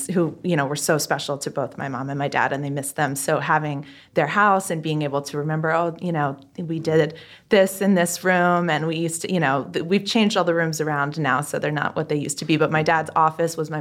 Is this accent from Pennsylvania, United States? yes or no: yes; Narberth, Pennsylvania, United States; also born or lived in Berwyn, Pennsylvania; I grew up outside of Philadelphia. I grew up in the suburbs there, originally Narberth, and now my parents live in Berwyn.